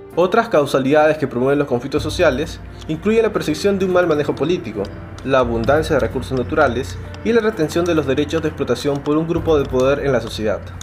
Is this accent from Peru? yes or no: yes; Peru; Como peruanos